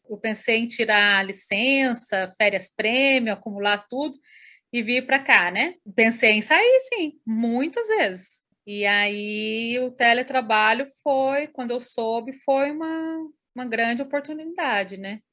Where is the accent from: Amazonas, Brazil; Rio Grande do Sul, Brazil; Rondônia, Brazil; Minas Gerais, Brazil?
Minas Gerais, Brazil; Camanducaia; moved away as an adult; now in Curitiba, Brazil; fiquei em Camanducaia, né? Na minha cidade natal